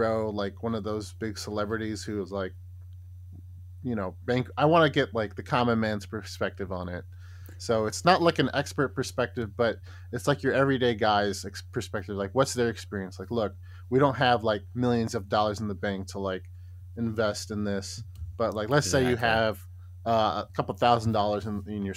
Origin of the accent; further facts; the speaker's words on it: United States; moved away as an adult; now in Japan; I'm American and I'm living in Japan. It's been here for like 6-7 years